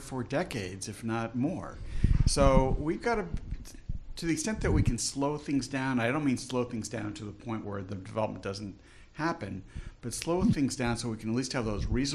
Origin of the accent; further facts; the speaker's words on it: New York City, New York, United States; moved away as an adult; also born or lived in Yonkers, New York / Miami Beach, Florida; now in Orlando, United States; I grew up in New York City and Yonkers